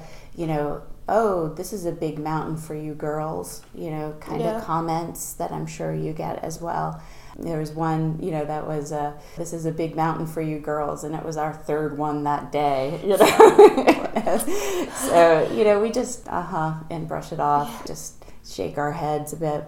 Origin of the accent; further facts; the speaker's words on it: Concord, New Hampshire, United States; I grew up in Concord